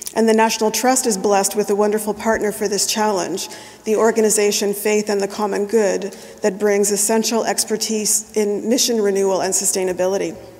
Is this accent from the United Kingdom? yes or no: no; New Brunswick, Canada; the little white churches that I know from my childhood growing up in New Brunswick's Bible Belt